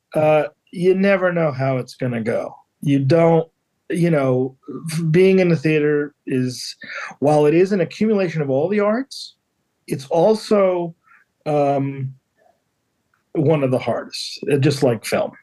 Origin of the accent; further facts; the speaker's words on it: Philadelphia, Pennsylvania, United States; now in Cape Cod, United States; I grew up in Philadelphia, so I, ah. I, that's why I live on the Cape